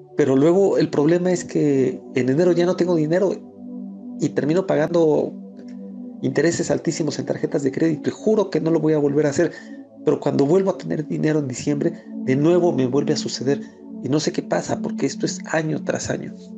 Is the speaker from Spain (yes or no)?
no; Mexico City, Mexico; soy de la Ciudad de México